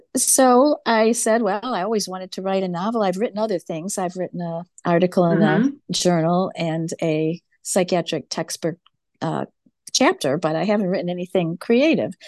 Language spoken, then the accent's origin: English; Farmington Hills, Michigan, United States; she and I grew up together in Farmington Hills